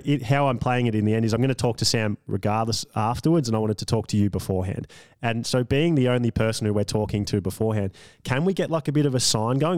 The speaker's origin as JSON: {"language": "English", "country": "Australia", "said": "me being an Australian"}